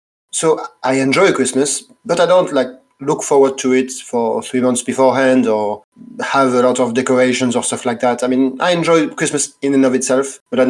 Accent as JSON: {"language": "English", "country": "France", "said": "from France."}